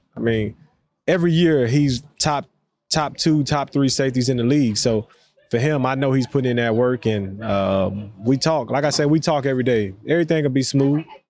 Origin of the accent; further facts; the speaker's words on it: the South, United States; for us, especially down south, you know what I mean, that was a big time for us as black black people